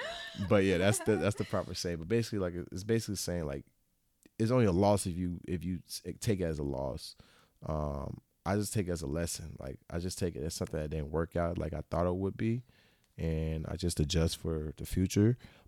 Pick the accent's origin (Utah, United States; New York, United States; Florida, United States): Florida, United States; Yeah, I'm from the South. I'm a Florida native.